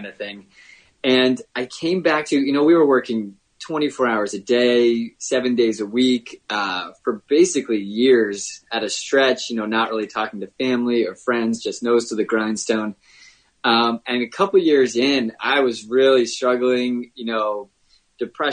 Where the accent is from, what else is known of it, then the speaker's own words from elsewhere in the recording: Connecticut, United States; now in Vermont, United States; I was born in Connecticut, raised down there